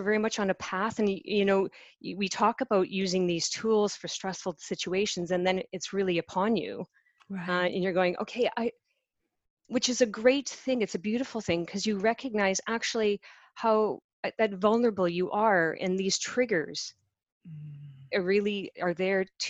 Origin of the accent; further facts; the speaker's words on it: Canada; now in United Kingdom; I live in the UK. I'm from Canada.